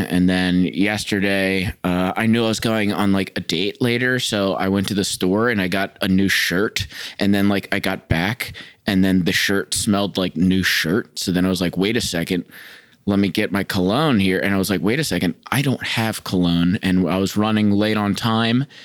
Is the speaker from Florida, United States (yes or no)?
yes; Florida, United States; now in Chicago, United States; I'm from Florida.